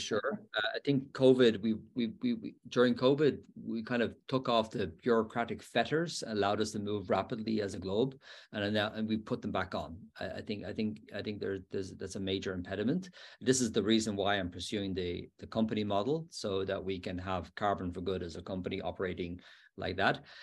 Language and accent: English; Dublin, Leinster, Ireland; now in Pennsylvania, United States; my hometown of Dublin